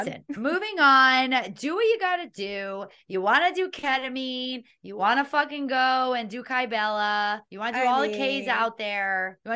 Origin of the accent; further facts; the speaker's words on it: Miami, Florida, United States; I don't know about in your household, but I grew up in a house where everybody got shit done. Living in Miami.